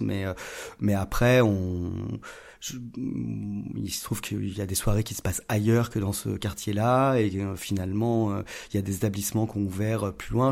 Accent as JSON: {"language": "French", "town": "Lyon", "region": "Auvergne-Rhône-Alpes", "country": "France", "tie": "born or raised there", "said": "j'ai grandi à Lyon"}